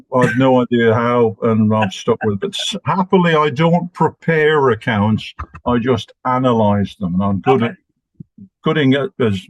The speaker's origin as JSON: {"language": "English", "country": "Ireland", "tie": "born or raised there", "said": "I was sent back to Ireland, which is my hometown, home county, homeland, and spent 7 years in a boarding school with 600 other boys and 40 priests."}